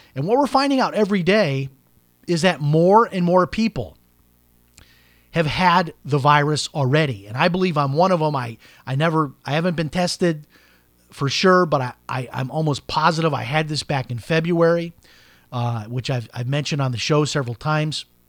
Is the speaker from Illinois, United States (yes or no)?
yes; Chicago, Illinois, United States; when I grew up in Chicago